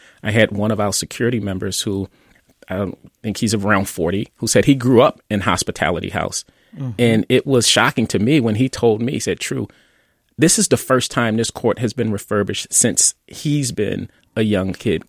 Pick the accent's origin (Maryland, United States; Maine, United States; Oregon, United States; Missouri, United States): Maryland, United States; Baltimore; West Baltimore Park Heights.